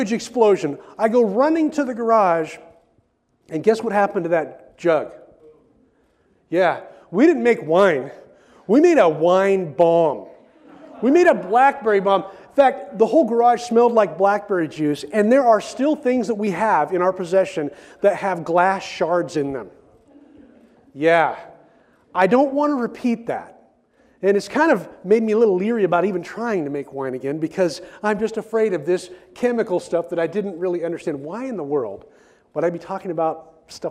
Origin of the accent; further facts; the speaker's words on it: Oregon, United States; I grew up in Oregon, and I grew up on a farm here in Oregon